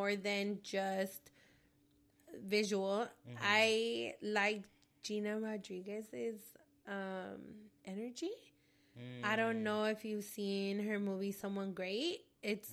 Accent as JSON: {"language": "English", "area": "the Bay Area", "region": "California", "country": "United States", "said": "I'm from the Bay"}